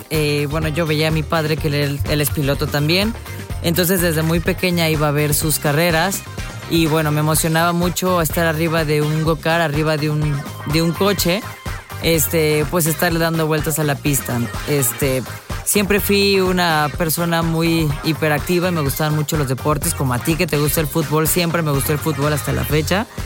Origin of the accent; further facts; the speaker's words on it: Veracruz, Mexico; La verdad es un orgullo como jarocha, un orgullo también como mexicana estar en el automovilismo, ser la primera mujer, eh, bueno, veracruzana